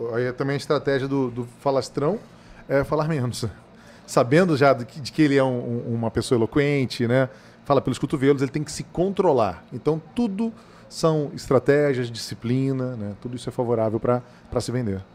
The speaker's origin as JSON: {"language": "Portuguese", "town": "Niterói", "region": "Rio de Janeiro", "country": "Brazil", "tie": "born or raised there", "moved": "yes", "lives_now": "Cuiabá, Brazil", "said": "lá na minha infância, lá em Niterói, no Rio de Janeiro"}